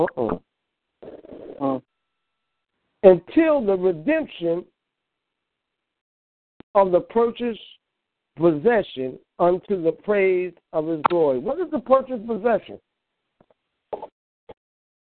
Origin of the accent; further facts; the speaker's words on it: New York, United States; I'm from New York, but I used to come down south